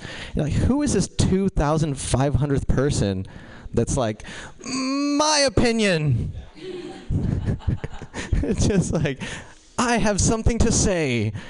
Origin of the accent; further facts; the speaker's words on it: India; Yeah. Yeah. I'm Indian, too. Do you feel closer to me now?